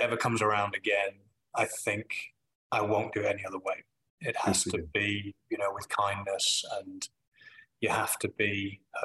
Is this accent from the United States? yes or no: no; Manchester, North West England, United Kingdom; accent: Manchester; When I'm home, my Manchester accent comes out.